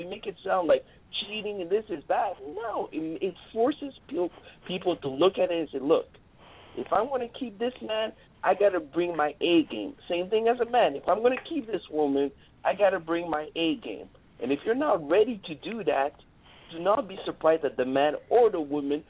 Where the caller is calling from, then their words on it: Montreal, Quebec, Canada; I'm calling all the way from Montreal, Canada.